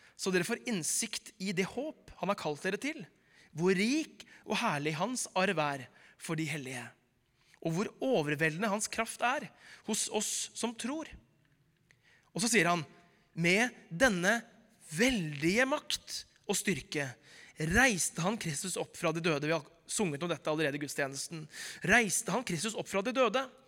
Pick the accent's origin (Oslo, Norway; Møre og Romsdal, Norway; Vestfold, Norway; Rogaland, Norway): Oslo, Norway; Da jeg vokste opp i Groruddalen på 90-tallet